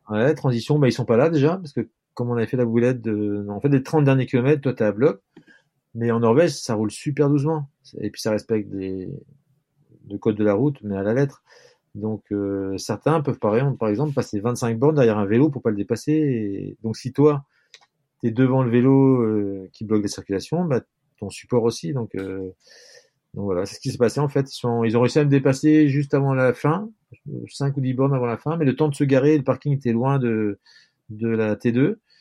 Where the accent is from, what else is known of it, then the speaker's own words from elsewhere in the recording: Brittany, France; Je suis breton